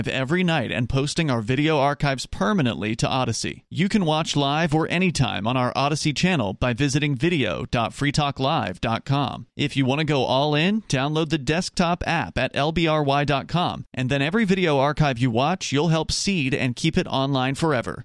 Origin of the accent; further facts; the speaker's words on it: Florida, United States; where I grew up in Florida, there was a school called New College